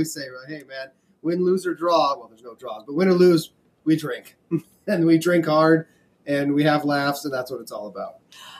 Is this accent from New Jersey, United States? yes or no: no; Hermosa Beach, California, United States; This is Hermosa Beach's finest, my hometown.